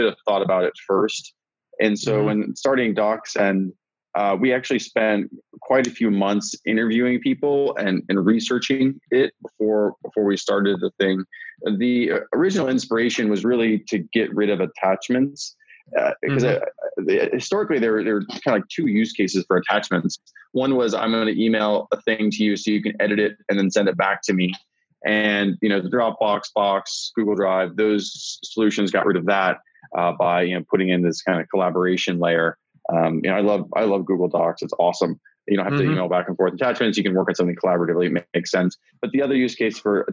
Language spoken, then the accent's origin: English; South Dakota, United States; moved away as an adult; also born or lived in California; I'm from South Dakota originally, and came out to California for college